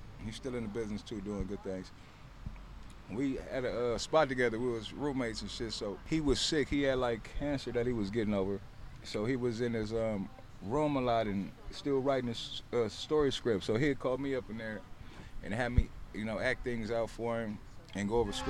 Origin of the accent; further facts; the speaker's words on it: Compton, California, United States; coming up in Compton